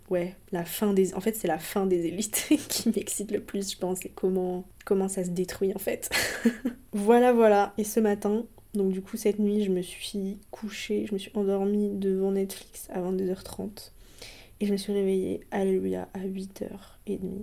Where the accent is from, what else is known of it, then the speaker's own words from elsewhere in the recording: Côtes-d'Armor, Brittany, France; là d'où je viens en Bretagne, euh, dans les Côtes d'Armor.